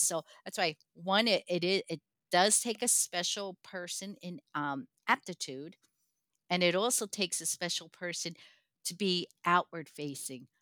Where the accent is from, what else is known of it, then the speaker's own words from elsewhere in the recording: Newark, New Jersey, United States; I was born into projects in Newark, New Jersey